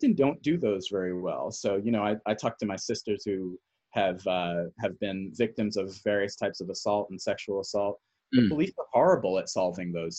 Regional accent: Newark, New Jersey, United States; I grew up in Newark, New Jersey

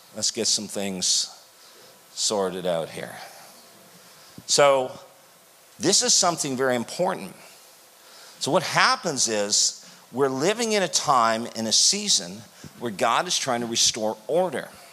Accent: Canada; I'm from Canada

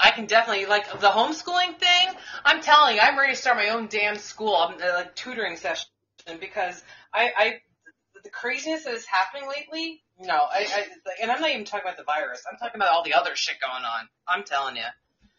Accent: United States; So what are you going to start calling me? Just call me American. That's what we are.

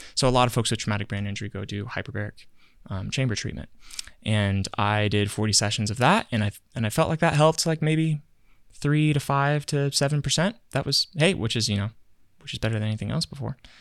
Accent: Virginia, United States; moved away; I grew up in Virginia for a while

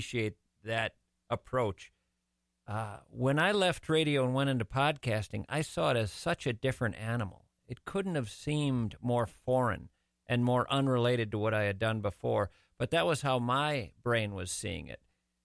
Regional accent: St. Paul, Minnesota, United States; I grew up kind of between St. Catherine's College and McAllister College

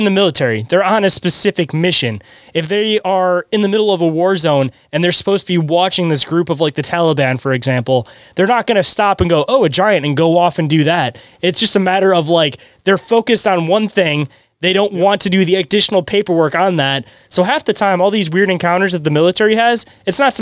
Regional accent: United States; being an American

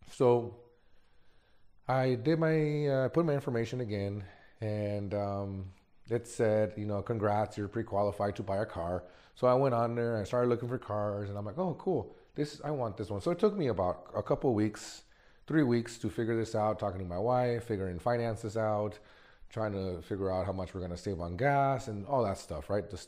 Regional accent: Mexico; born there; I was born in Mexico, Mexican parents, and never in my life did I ever think that I was going to have a life like this.

